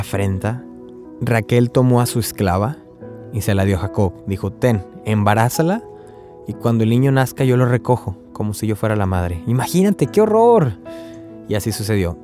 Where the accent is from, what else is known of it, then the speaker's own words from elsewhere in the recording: Río Bravo, Tamaulipas, Mexico; now in Corpus Christi, United States; yo soy de Río Bravo, Tamaulipas, pero ahorita estoy viviendo en Texas, en Corpus Christi